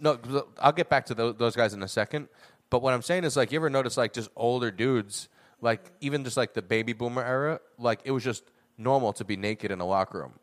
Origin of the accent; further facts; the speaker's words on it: United States; I'm an American